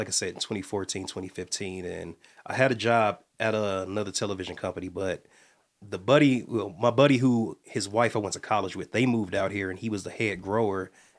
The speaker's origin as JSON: {"language": "English", "region": "Midwest", "country": "United States", "also_born_or_lived": "Atlanta", "said": "We're from both from the Midwest. I moved from Atlanta"}